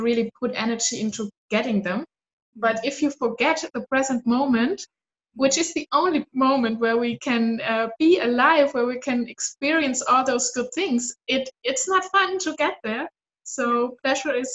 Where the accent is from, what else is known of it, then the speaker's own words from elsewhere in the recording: Southern Germany, Germany; I grew up in South Germany, very conservative